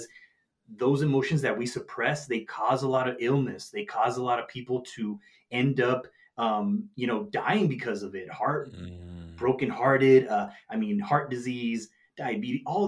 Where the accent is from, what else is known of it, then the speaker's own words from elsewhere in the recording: Nogales, Arizona, United States; my hometown in Nogales, Arizona